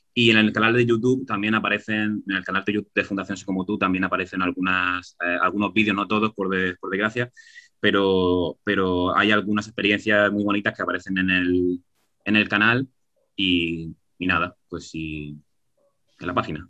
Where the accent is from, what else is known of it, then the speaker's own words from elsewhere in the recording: Region of Murcia, Spain; Que somos, que somos muy murcianos en el taller, que somos muy murcianos